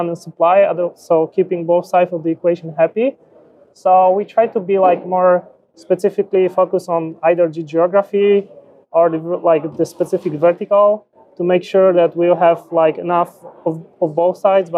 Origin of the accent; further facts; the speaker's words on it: Poland; also born or lived in Bay Area, United States; originally born and raised Poland